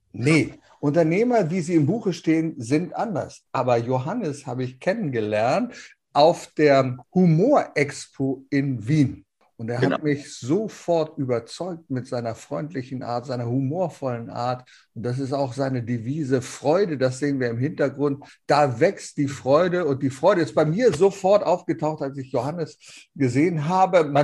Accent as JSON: {"language": "German", "region": "Lower Saxony", "country": "Germany", "said": "Du kommst aus Niederösterreich, ich komme aus Niedersachsen."}